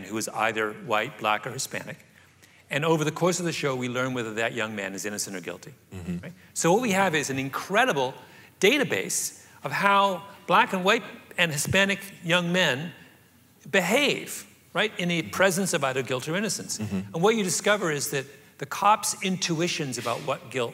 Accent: rural Southern Ontario, Canada; moved away; I grew up in rural Southern Ontario

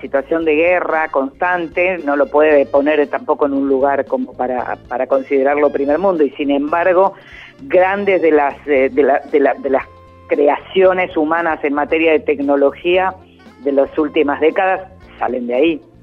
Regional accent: Argentina; nosotros somos argentinos

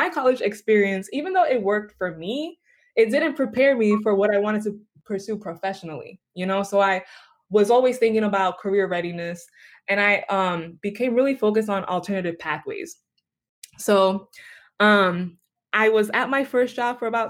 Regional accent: New York City, New York, United States; I'm from the Bronx

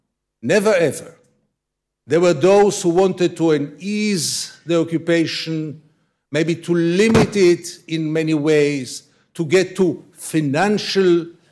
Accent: Tel Aviv, Tel Aviv District, Israel; I was born in Tel Aviv

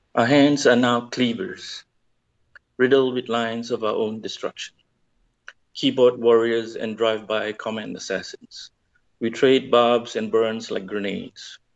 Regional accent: Malaysia; I'm from Malaysia

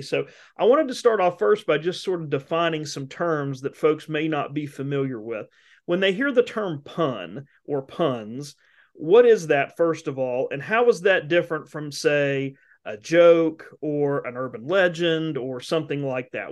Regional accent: West Virginia, United States; now in Mississippi, United States; I grew up in West Virginia

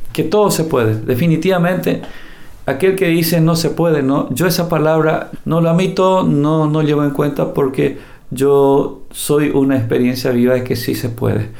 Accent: Paraguay; Vivimos en un país, este país que es el Paraguay

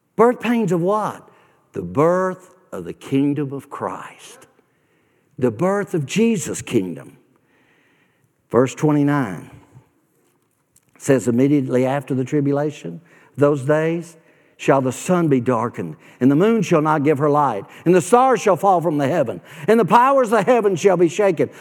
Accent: Nashville, Tennessee, United States; moved away; I grew up in Nashville. I grew up on the God side of town, West Nashville.

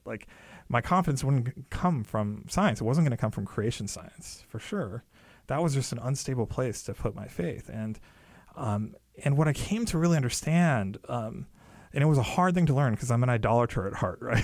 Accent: California, United States; my parents came here from India, and I was born in California. I grew up there

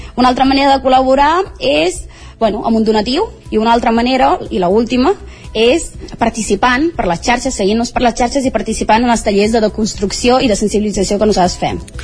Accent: Colicunda, Gambia; also born or lived in Vic, Spain; now in Spain; al poble de Colicunda, que és el poble on jo vaig néixer

